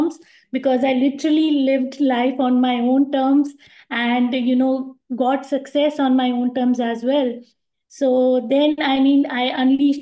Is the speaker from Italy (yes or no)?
no; India; moved away as an adult; now in Dubai, United Arab Emirates; I'm from India